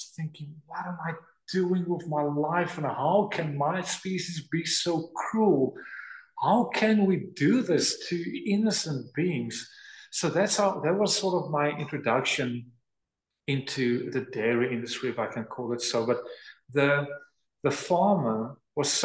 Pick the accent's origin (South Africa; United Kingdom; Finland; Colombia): South Africa; also born or lived in North Dakota; now in Wilderness, South Africa; I'm from South Africa, for goodness sakes. I mean, we hardly get winter